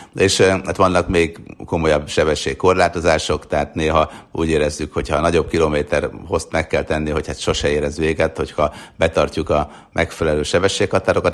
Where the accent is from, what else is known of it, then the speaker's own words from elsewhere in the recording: Hungary; now in United States; létezik olyan ország, ahonnan mi jövünk